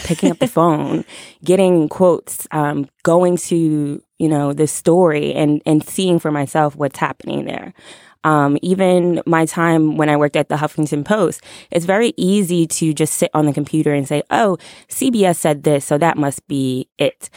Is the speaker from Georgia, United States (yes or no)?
no; New York, United States; I'm from New York